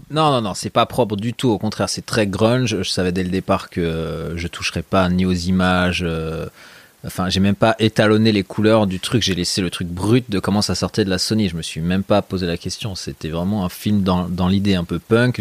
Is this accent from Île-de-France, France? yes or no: yes; Meudon, Île-de-France, France; moved away as an adult; also born or lived in Lyon; je suis né à Lyon, mais j'ai grandi à Paris. Et euh, voilà, les 17 premières années de ma vie, j'étais collé à Paname. Quoi. Dans quel coin J'étais dans la banlieue de, Meudon